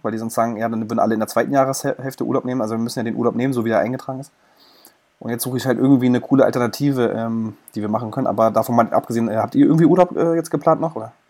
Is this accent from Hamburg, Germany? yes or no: no; Berlin, Germany; als Berliner